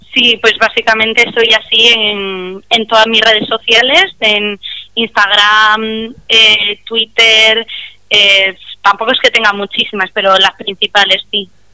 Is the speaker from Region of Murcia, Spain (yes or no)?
yes; Murcia, Region of Murcia, Spain; yo soy de Murcia